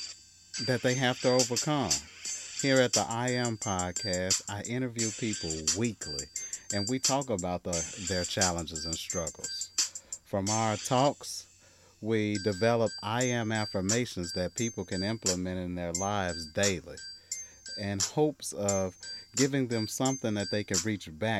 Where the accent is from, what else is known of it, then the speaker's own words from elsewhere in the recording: Mississippi, United States; moved away as an adult; now in Southern California, United States; I'm from Mississippi